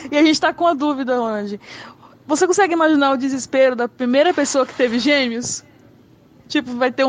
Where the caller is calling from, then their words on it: São Paulo, Brazil; eu sou de São Paulo.